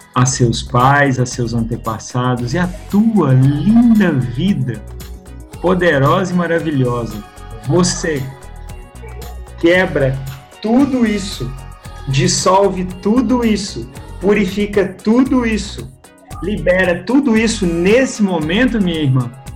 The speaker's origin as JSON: {"language": "Portuguese", "town": "Belo Horizonte", "region": "Minas Gerais", "country": "Brazil", "tie": "born or raised there", "said": "de BH, Belo Horizonte, das Minas Gerais, onde eu nasci aqui"}